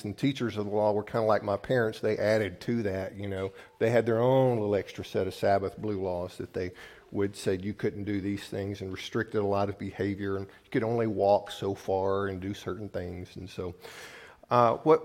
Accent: the South, United States; now in Midwest, United States; I grew up in the South where we had lots of blue laws

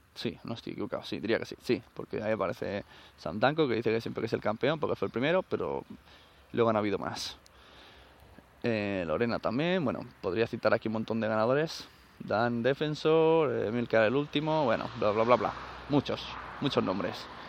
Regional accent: Catalonia, Spain; en mi pueblo tres asociaciones de sevillanas, que no creo que las haya, porque es Cataluña

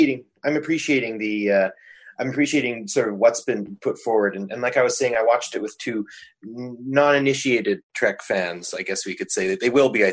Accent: Canada; I'm a Canadian who doesn't have cable

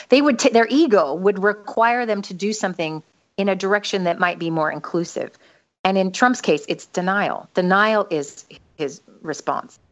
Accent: United States; moved away; since I'm an American

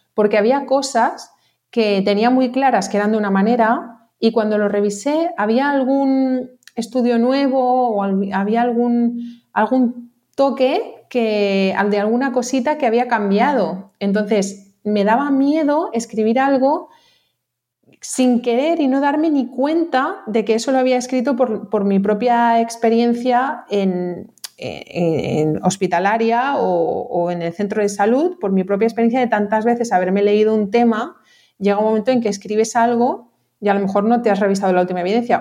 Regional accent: Mallorca, Balearic Islands, Spain; also born or lived in Barcelona; yo soy de aquí de Mallorca

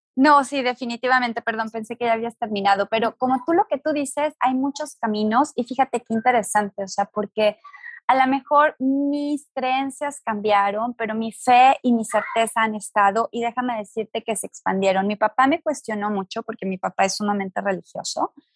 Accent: Guadalajara, Jalisco, Mexico; yo nací en una familia sumamente religiosa, soy de Guadalajara

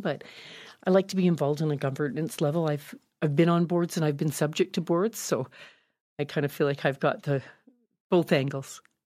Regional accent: Calgary, Alberta, Canada; also born or lived in Victoria; I was from Calgary and I'd gone to high school here

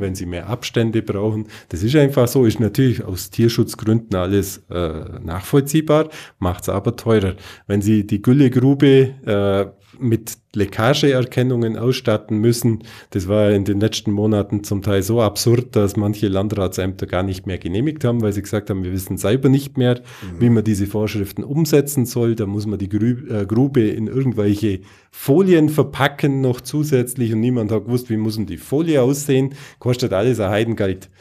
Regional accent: Bavaria, Germany; bei uns in Bayern

